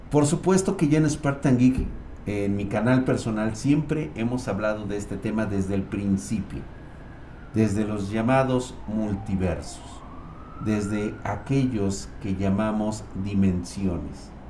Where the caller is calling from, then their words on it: Guadalajara, Jalisco, Mexico; De Guadalajara.